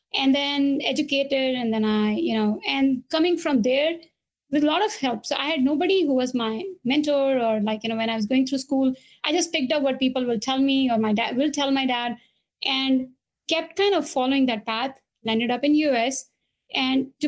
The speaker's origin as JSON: {"language": "English", "country": "India", "tie": "born or raised there", "moved": "yes", "said": "I was born and brought up in India"}